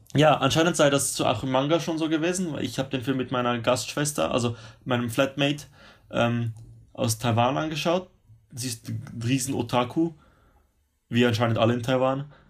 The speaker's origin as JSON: {"language": "German", "country": "Switzerland", "moved": "as an adult", "lives_now": "Sydney, Australia", "said": "ich als Schweizer"}